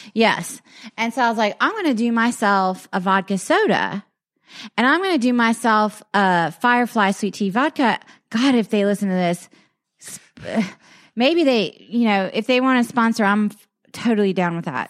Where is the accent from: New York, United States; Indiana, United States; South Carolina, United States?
South Carolina, United States; Lowcountry; moved away; also born or lived in Dallas, Texas; I grew up in the Low Country